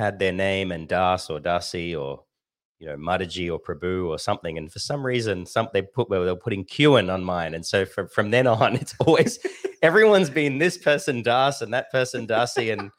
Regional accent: Sydney, New South Wales, Australia; born there; they joined in Sydney, and I was born in Sydney. So they got married in the Sydney temple

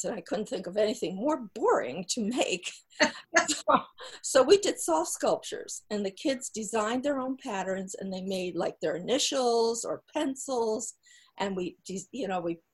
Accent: New Jersey, United States; I grew up in New Jersey

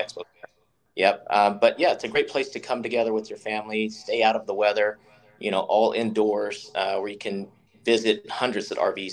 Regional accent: Charlotte, North Carolina, United States; moved away; I grew up in Charlotte, North Carolina

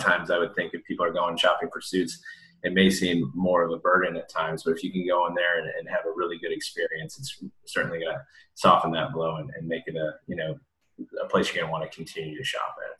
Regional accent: Midwest, United States; I'm from the Midwest

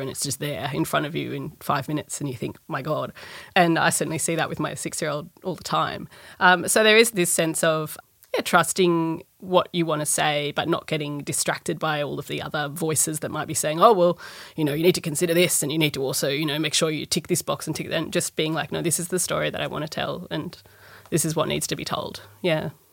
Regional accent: Sydney, New South Wales, Australia; I grew up in Balmain.

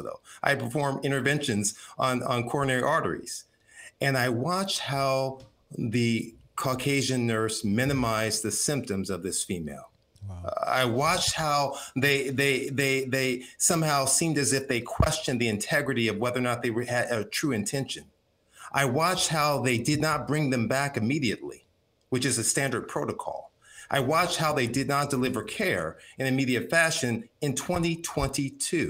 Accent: Compton, California, United States; I grew up in Compton.

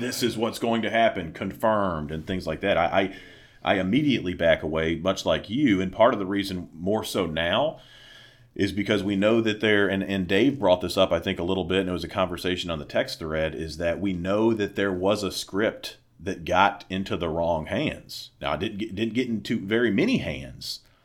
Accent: the South, United States; moved away; growing up in the South

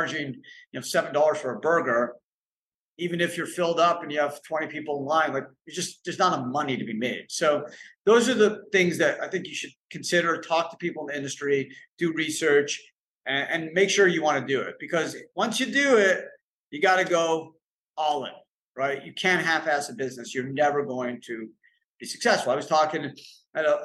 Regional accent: Canada; now in United States; I grew up in Canada

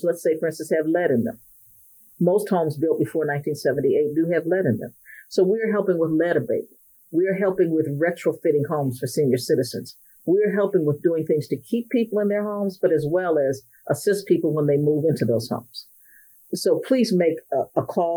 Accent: Cleveland, Ohio, United States; I grew up in Cleveland

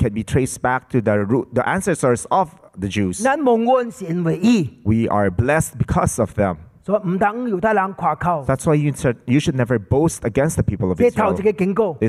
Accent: Hong Kong; now in Philippines; I came from Hong Kong to the Philippines, and I've been here for 34 years.

